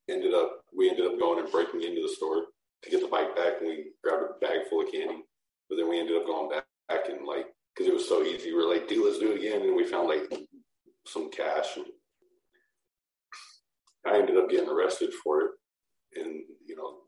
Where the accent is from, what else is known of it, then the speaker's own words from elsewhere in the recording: Portland, Oregon, United States; this area called Rockwood, where I'm from. I'm from Portland, Oregon